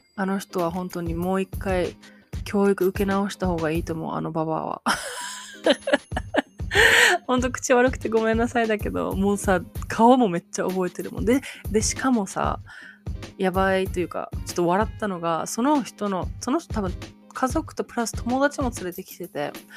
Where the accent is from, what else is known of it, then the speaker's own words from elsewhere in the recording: Japan; moved away as an adult; now in United States; 生まれも育ちも日本ですよ